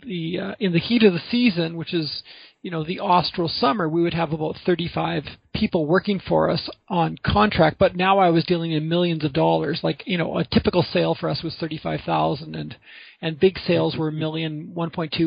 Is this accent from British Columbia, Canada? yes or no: yes; Vancouver, British Columbia, Canada; I grew up in Vancouver